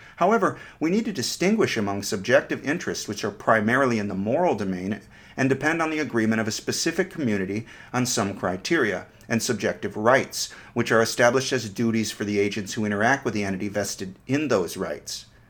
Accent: United States; I'm an American romantic

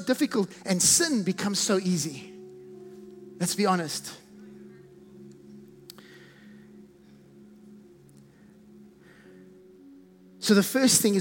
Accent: South Africa; accent: South African; I have a South African accent. I can't get rid of it.

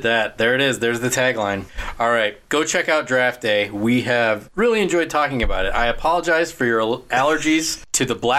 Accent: Cleveland, Ohio, United States; we're from Cleveland.

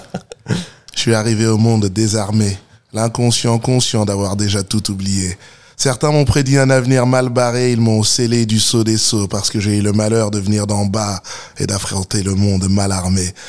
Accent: Stains, Île-de-France, France; j'ai grandi à Stein dans le 93, euh, juste à côté de Saint-Denis

